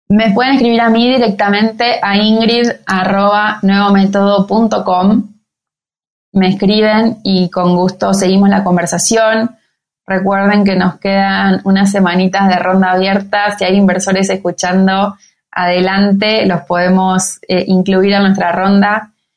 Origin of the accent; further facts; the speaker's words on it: Argentina; venimos de Argentina